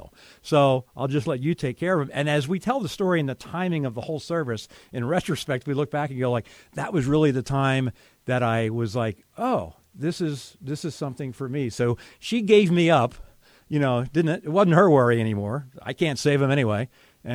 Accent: Philadelphia area, Pennsylvania, United States; moved away as an adult; I moved back with my parents at the age of 33. So I was looking for a job in the Philadelphia area

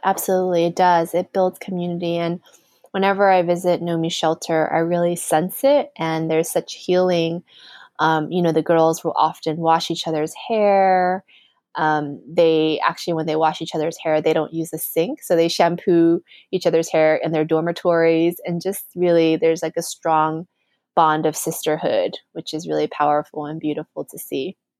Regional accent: United States; also born or lived in New York City; growing up in the United States

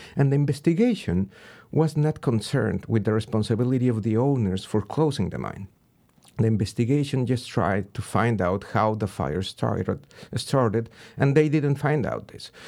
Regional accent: Pachuca, Hidalgo, Mexico; moved away as an adult; also born or lived in Berkeley; Pachuca, my hometown

